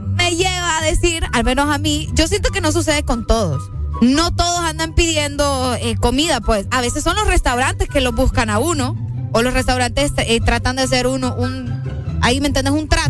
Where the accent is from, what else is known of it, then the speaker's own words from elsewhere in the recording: Honduras; aquí en mi, país, en mi país, en Honduras